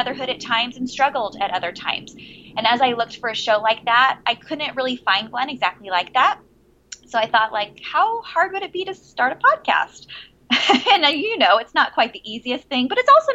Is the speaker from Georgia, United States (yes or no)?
no; San Diego, California, United States; also born or lived in Virginia; I'm originally from San Diego, California. I was born in Southern California and raised in San Diego.